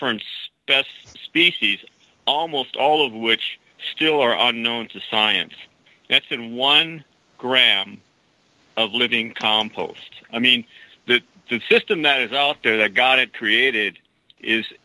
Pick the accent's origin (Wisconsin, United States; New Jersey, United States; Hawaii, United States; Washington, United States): Wisconsin, United States; now in Placerville, United States; I'm from Wisconsin.